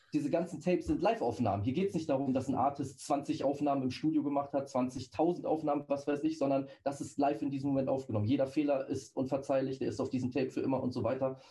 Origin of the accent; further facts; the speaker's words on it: Celle, Lower Saxony, Germany; von Celle aus, wo ich herkomme